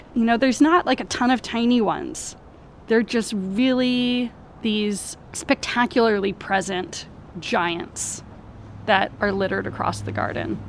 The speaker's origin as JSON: {"language": "English", "region": "Hawaii", "country": "United States", "moved": "yes", "said": "I'm Hawaiian"}